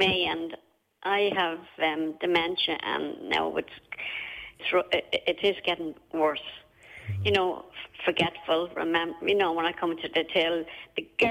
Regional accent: Dublin, Leinster, Ireland; also born or lived in Meath; now in Wexford, Ireland; we are originally from Dublin, and well, born and reared right beside Camanum Jail, and we moved then to Mead

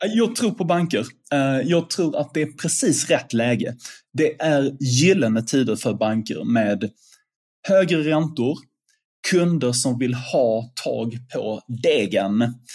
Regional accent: Sweden

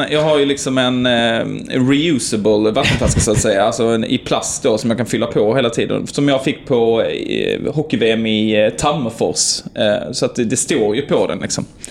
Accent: Sweden; jag är från, eh, eh, Sverige.

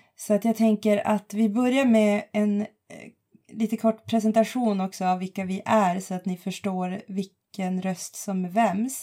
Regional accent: Boden, Norrbotten County, Sweden; moved away as an adult; also born or lived in Jokkmokk / Lund; jag kommer från Jokkmokk, har bott stora delar av min uppväxt i Boden, eh, flyttade ner till Lund när jag var arton

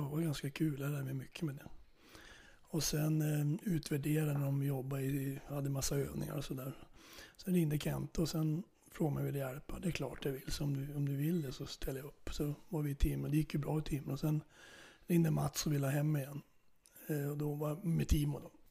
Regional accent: Norrland, Sweden; now in Flen, Sweden; jag är ju norrlänning så jag är, jag är uppe i min hemgård ibland.

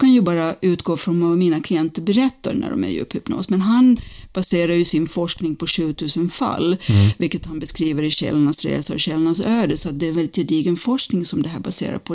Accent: Finland; moved away; also born or lived in United States; jag är från Finland från början

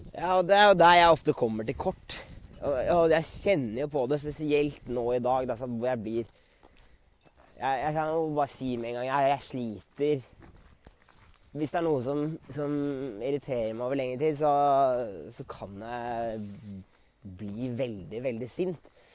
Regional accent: Norway; now in Sweden; med vennene mine hjemme i Norge

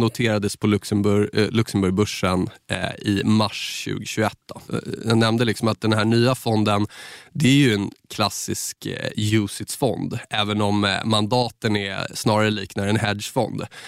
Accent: Saltsjöbaden, Stockholm County, Sweden; från Saltis där jag är uppvuxen

